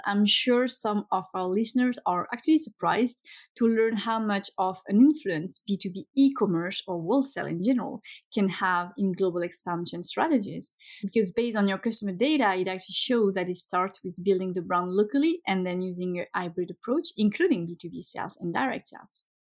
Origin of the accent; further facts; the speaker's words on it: France; now in Sweden; my home country